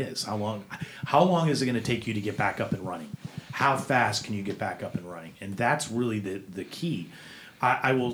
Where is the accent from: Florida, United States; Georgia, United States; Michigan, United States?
Florida, United States; growing up in Florida